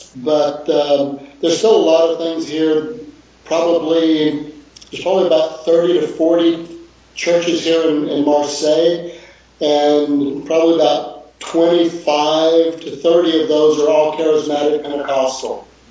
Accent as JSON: {"language": "English", "town": "Houston", "region": "Texas", "country": "United States", "also_born_or_lived": "Chicago / Dallas / California", "moved": "as an adult", "lives_now": "France", "said": "I'm from Houston"}